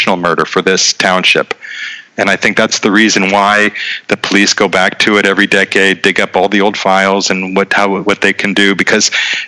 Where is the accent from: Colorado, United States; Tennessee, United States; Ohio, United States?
Ohio, United States; Boardman; moved away as an adult; also born or lived in Youngstown, Ohio / New York / Vienna, Austria; now in Prague, Czech Republic; I was born in Youngstown, grew up in Boardman, like you said. I went to school at Miami University in Oxford, so I stayed in Ohio for the first 22 years